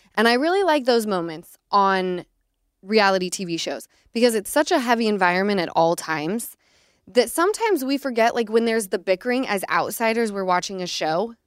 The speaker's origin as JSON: {"language": "English", "region": "Utah", "country": "United States", "tie": "born or raised there", "moved": "yes", "lives_now": "Los Angeles, United States", "said": "growing up in Utah"}